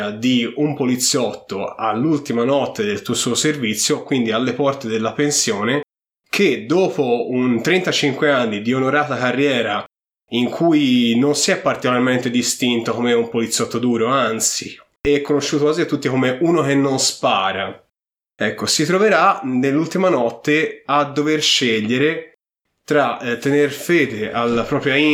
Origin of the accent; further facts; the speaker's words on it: Apulia, Italy; siamo pugliesi.